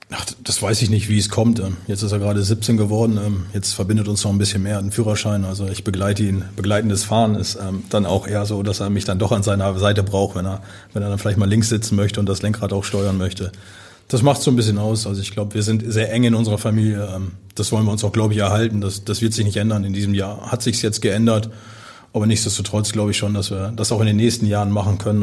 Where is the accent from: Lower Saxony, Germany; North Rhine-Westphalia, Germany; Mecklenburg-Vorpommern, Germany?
Lower Saxony, Germany; Osnabrück; moved away as an adult; also born or lived in Georgsmarienhütte / Lübeck / Aalen; now in Hamburg, Germany; Osnabrück ist meine Heimat. Aber mein Zuhause ist Hamburg